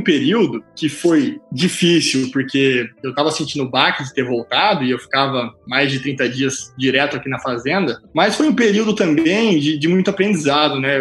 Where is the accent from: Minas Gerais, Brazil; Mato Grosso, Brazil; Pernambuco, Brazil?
Mato Grosso, Brazil; Cuiabá; moved away as an adult; also born or lived in Curitiba / Germany; eu nasci em Cuiabá, né? Tenho muito orgulho de ser cuiabano, acima de tudo, mato-grossense.